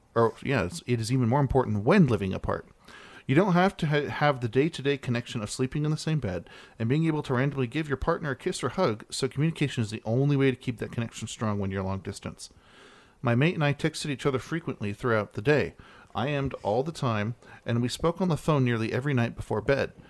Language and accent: English; Texas, United States; my hometown in Texas